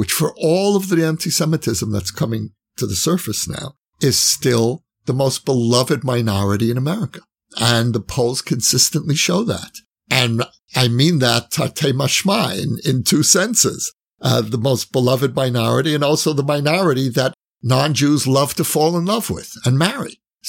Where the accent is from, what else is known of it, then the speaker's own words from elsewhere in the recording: New York City, New York, United States; moved away as an adult; now in Israel; I grew up in Borough Park where there was the notion of non-Orthodox Judaism was horrifying.